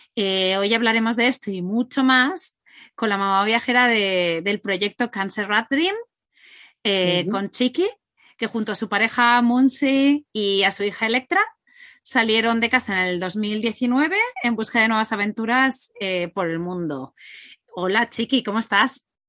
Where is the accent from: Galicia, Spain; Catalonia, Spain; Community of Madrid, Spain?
Catalonia, Spain; moved away as an adult; era uno autónomo en Girona, somos catalanes